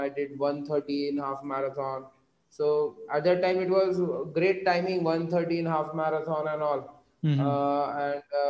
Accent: Nagpur, Maharashtra, India; also born or lived in Bangalore; I came to my hometown in Nagpur

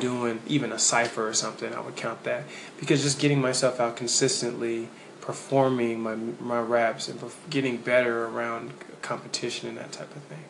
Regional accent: Nashville, Tennessee, United States; moved away as an adult; now in North Carolina, United States; I'm originally from Antioch, Tennessee. You know, 615 is, is my heart

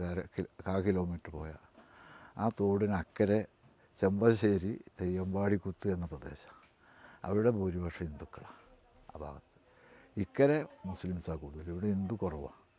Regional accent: Kerala, India; കാരണം ഞാൻ ജനിച്ചതും വളർന്നതും എൻ്റെ കുടുംബത്തിലെ എഴുപത്തിരണ്ടോളം പേര് മലബാർ

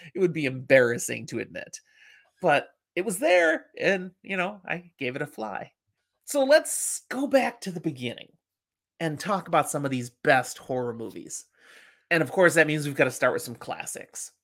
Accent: Chicago, Illinois, United States; when I was growing up in Chicago

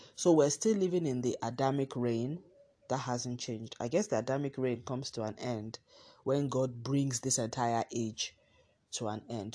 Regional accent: Nigeria; my home country, Nigeria

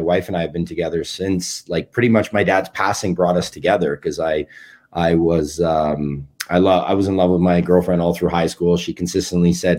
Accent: Kelowna, British Columbia, Canada; moved away; also born or lived in New York; I'm from Kelowna, BC originally.

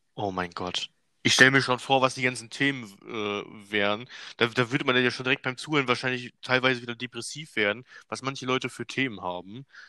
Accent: Germany; ich bin ja selber Deutscher

